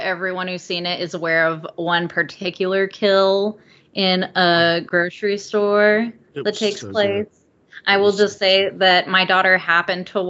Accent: Palm Springs, California, United States; I'm from Palm Springs

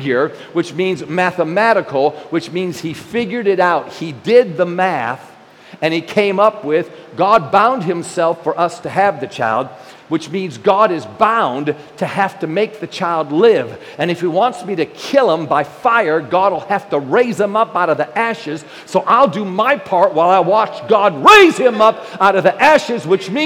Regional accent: New York, United States; I'm a New Yorker

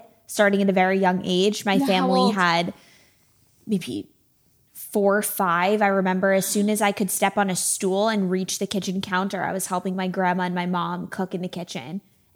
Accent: right outside of Springfield, Massachusetts, United States; moved away as an adult; also born or lived in Syracuse, New York; now in Los Angeles, United States; I grew up right outside of Springfield, Massachusetts

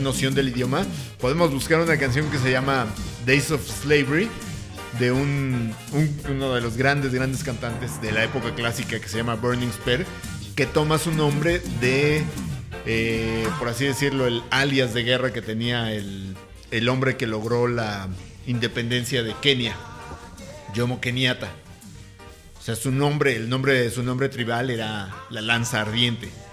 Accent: Aragón, Mexico City, Mexico; Yo soy de Aragón

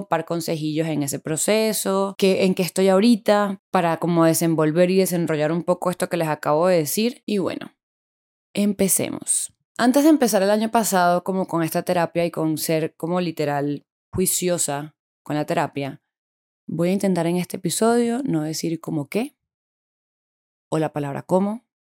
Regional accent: Bogotá, Colombia; now in Medellín, Colombia; la mayoría somos personas que vinimos de Bogotá a vivir a Medellín y claramente no teníamos grupo acá

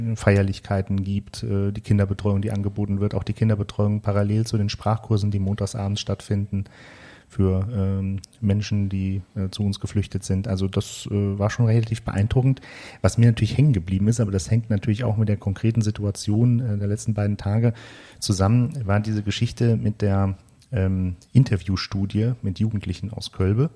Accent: Frankfurt, Germany; ich bin ja nun in Frankfurt geboren

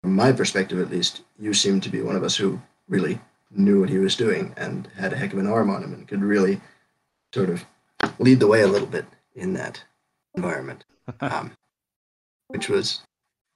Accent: State College, Pennsylvania, United States; I'm from State College

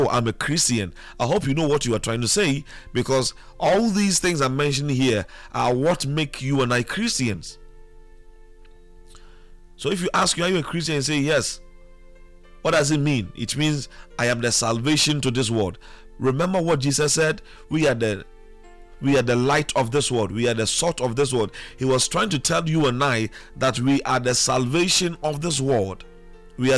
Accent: Elmina, Central Region, Ghana; I was born in Elmina, so I should be able to speak Fanti

